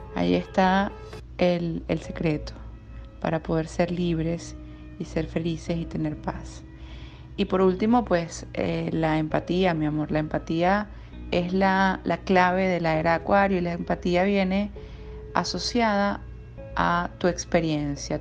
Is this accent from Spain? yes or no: no; Venezuela